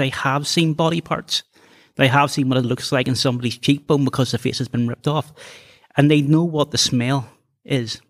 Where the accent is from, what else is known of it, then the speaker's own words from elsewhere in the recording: Belfast, Northern Ireland, United Kingdom; where are you from? And I say the Shankill Road